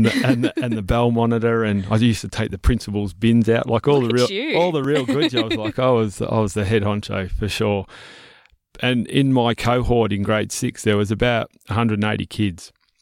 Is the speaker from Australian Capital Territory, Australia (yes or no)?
no; Melbourne, Victoria, Australia; So I was born and bred in Melbourne. So I wasn't always a farmer and not always from the country, but mum and dad decided to move to the country.